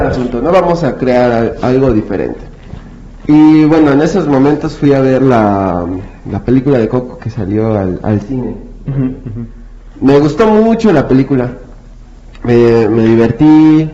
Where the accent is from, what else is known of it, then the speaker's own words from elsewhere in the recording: Mexico; nuestro deber como mexicanos